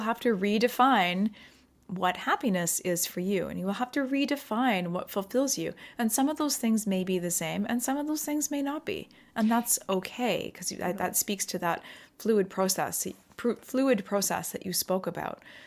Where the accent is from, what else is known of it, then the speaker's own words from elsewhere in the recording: Pacific Northwest of Canada, British Columbia, Canada; also born or lived in England / Abu Dhabi; I grew up in the Pacific Northwest of Canada here